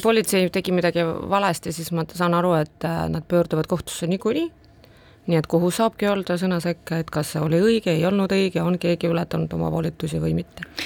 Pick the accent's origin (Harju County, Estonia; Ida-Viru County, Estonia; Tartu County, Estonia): Ida-Viru County, Estonia; first language Russian; Estonian is a second language; mina olen sündinud Ida-Virumaal